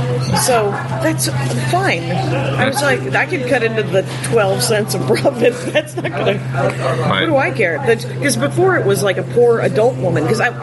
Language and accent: English; Wisconsin, United States; I'm from Wisconsin. We're a practical people.